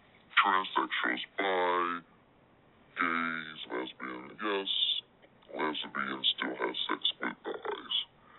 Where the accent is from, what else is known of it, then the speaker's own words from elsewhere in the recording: Mississippi, United States; now in Atlanta, United States; I currently live in Atlanta. I was born in Mississippi.